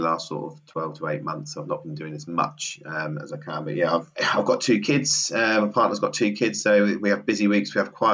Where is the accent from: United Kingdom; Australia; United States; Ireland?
United Kingdom; Milton Keynes, South East England; Milton Keynes, my hometown